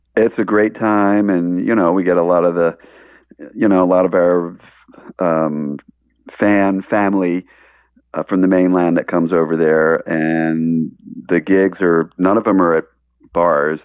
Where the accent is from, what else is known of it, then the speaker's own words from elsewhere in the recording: Baltimore, Maryland, United States; moved away; I, I grew up in Baltimore